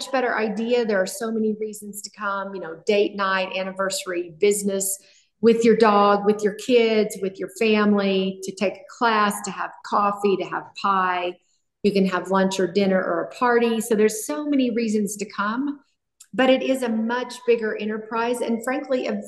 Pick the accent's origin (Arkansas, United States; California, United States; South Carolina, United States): Arkansas, United States; Springdale; now in Fort Collins, United States; I was raised in Springdale, Arkansas